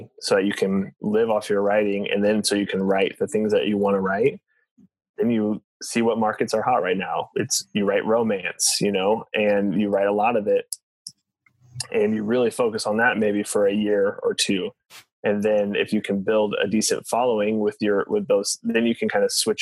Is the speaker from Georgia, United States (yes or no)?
no; Springfield, Illinois, United States; moved away as an adult; now in Joplin, United States; I'm actually from Springfield, Illinois. Grew up there, moved here for college when I was 20